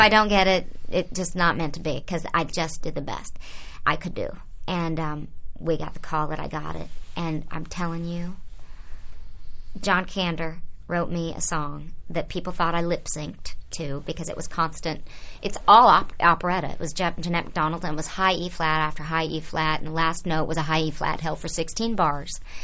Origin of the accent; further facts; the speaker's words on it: Oklahoma, United States; moved away; I was a kid growing up in Oklahoma